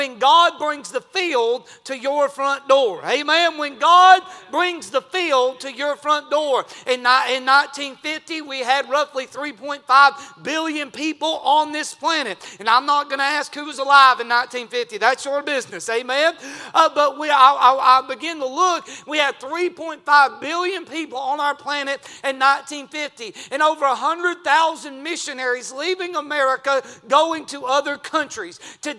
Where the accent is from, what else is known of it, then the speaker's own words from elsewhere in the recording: United States; I'm a red-blooded American.